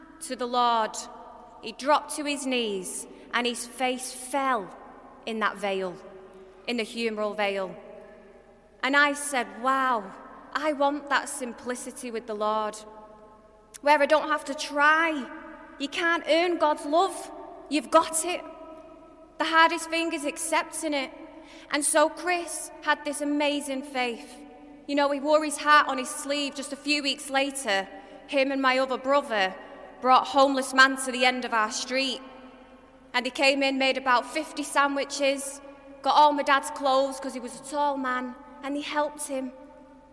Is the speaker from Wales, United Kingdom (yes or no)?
no; Manchester, North West England, United Kingdom; I'm from Manchester, you could probably tell by my accent